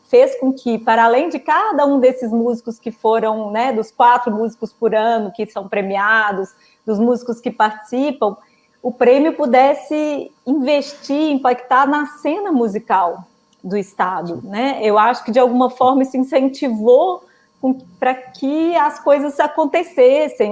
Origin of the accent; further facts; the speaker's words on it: Belo Horizonte, Minas Gerais, Brazil; moved away as an adult; also born or lived in São Paulo; voltei para Belo Horizonte, que é minha cidade natal